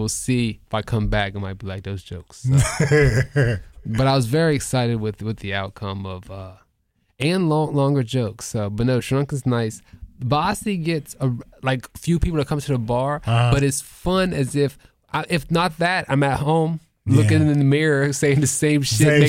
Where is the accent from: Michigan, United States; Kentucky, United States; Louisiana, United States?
Louisiana, United States; New Orleans; I'm from New Orleans